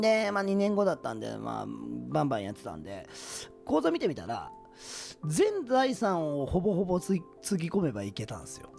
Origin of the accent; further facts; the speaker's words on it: Yokohama, Kanagawa, Japan; also born or lived in Okayama; 僕地元が横浜なんですけども